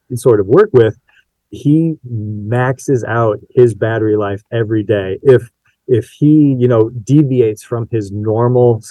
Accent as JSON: {"language": "English", "town": "South Bend", "region": "Indiana", "country": "United States", "tie": "born or raised there", "said": "I grew up in the South Bend area where Tire Rack's located"}